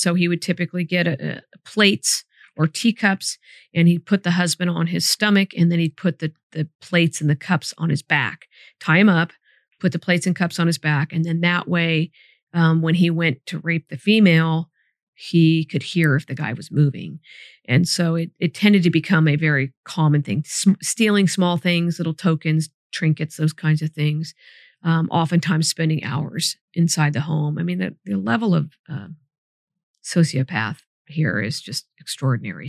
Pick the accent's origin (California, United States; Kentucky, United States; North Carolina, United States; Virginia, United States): California, United States; Sacramento; moved away as an adult; also born or lived in Solano County; I grew up right near Arden and Eastern.